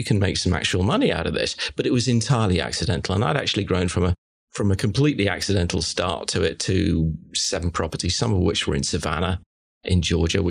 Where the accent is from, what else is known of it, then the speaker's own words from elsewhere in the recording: United Kingdom; moved away as an adult; also born or lived in London; now in Charlotte, United States; I'm a Brit, as you can probably hear.